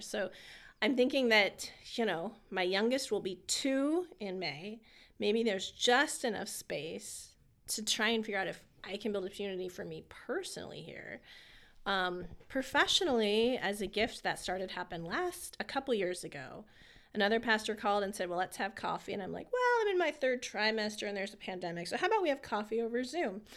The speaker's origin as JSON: {"language": "English", "region": "California", "country": "United States", "also_born_or_lived": "Harrisburg area, Pennsylvania", "moved": "as an adult", "lives_now": "Lebanon, United States"}